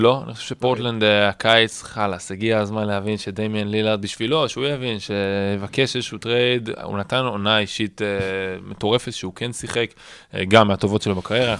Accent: Israel; אנחנו ישראלים

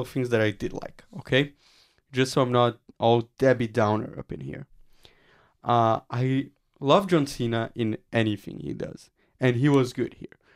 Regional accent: Brazil; moved away; my home country of Brazil

